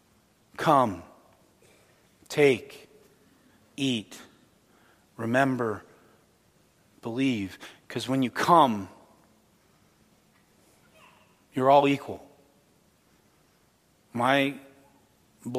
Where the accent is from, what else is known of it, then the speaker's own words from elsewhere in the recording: Canada; I'm Canadian as well